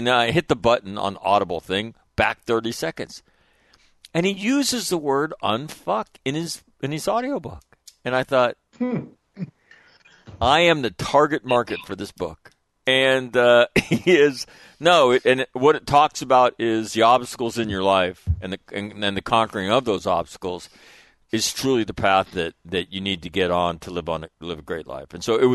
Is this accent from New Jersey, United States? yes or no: no; Sacramento, California, United States; moved away; I'm from Sacramento, right? Lived in Southern California for a long time.